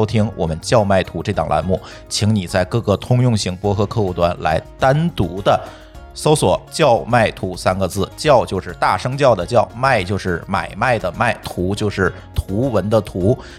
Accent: Tianjin, China; moved away as an adult; 其实我呢就是在天津出生，但是呢，工作期间更多的是在外地跑。

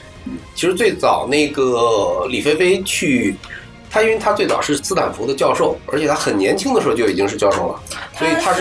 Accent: China; 但是真的是因为我们中国人也非常多，并且特别努力。

